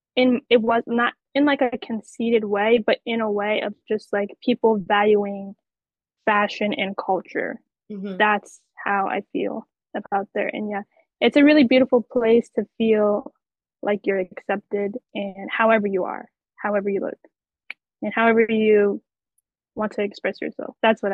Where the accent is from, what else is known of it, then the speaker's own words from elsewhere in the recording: Pennsylvania, United States; now in New York, United States; I'm Pennsylvania.